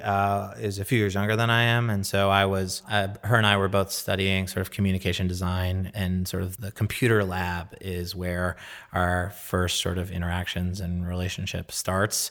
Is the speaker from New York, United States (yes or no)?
yes; New York, United States; growing up in New York and being a New Yorker